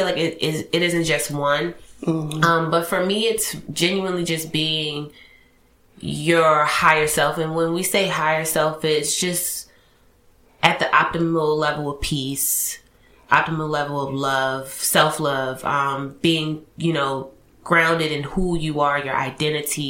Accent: Baltimore, Maryland, United States; I'm from Baltimore

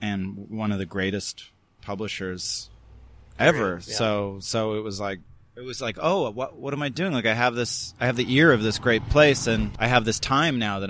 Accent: Canada; also born or lived in New York, United States; now in Los Angeles, United States; I was from the West Coast, from Canada

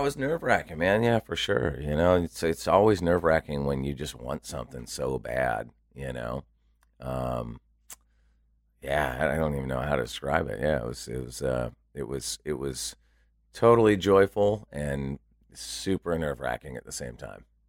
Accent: Santa Barbara, California, United States; moved away as an adult; also born or lived in Los Angeles / San Francisco; I grew up in Santa Barbara and then lived in L

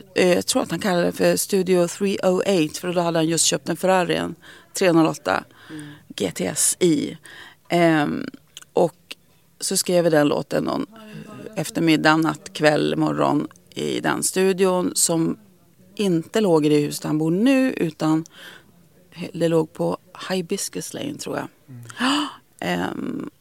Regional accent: Skellefteå, Västerbotten County, Sweden; moved away as an adult; also born or lived in United States; now in Stockholm, Sweden; Jag, jag trivdes bra i Skellefteå, men jag hade liksom alltid sedan väldigt unga år haft det i mig att jag skulle flytta

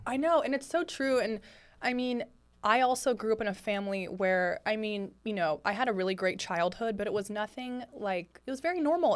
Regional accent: Lafayette, California, United States; now in Los Angeles, United States; I'm from Lafayette, California

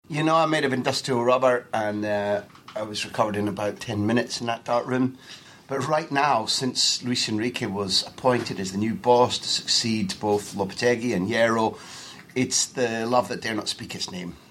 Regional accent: Scotland, United Kingdom; now in Barcelona, Spain; I'm originally from Scotland, but now living in Barcelona.

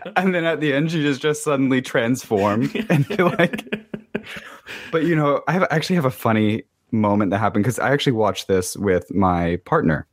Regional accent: the South, United States; also born or lived in Miami; now in Washington, D.C., United States; I grew up in the South

